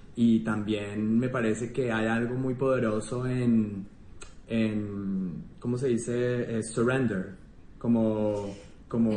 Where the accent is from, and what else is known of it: Colombia; moved away